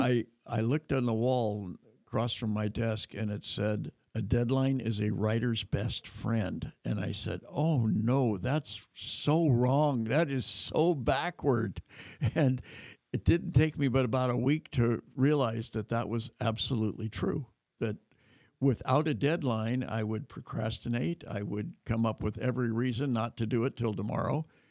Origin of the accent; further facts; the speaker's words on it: California, United States; California to my hometown